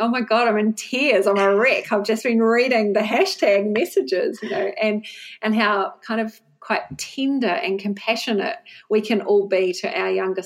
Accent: Wellington, New Zealand; moved away as an adult; now in Bristol, United Kingdom; we're from Wellington in New Zealand

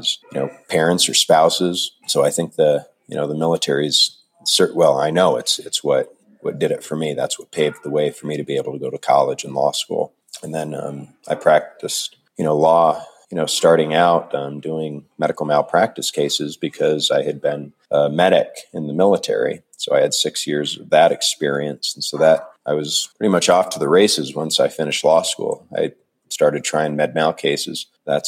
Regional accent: Jefferson, Iowa, United States; moved away; also born or lived in Nogales, Arizona; I was born in Iowa in a small town and raised in Iowa for most of my childhood. I spent some time on a border town in Arizona called Nogales.

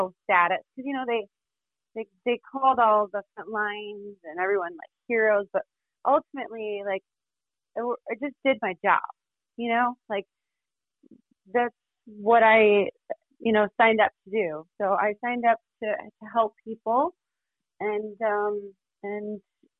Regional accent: Florida, United States; So I'm from Florida.

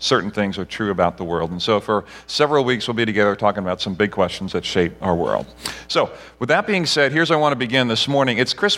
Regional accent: Barbados; So in Barbados, where I grew up, we had one TV channel that only played a few hours a day.

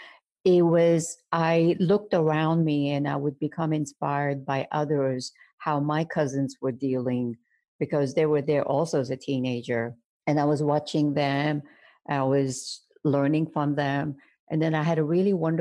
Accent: Baghdad, Baghdad Governorate, Iraq; moved away; my hometown, Baghdad

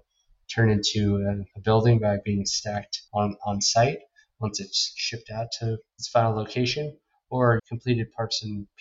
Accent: New York, United States; also born or lived in St. Louis; I grew up in New York

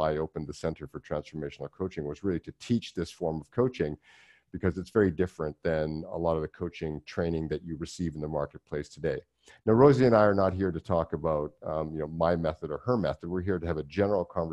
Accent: Vancouver Island, British Columbia, Canada; I'm from Vancouver Island originally

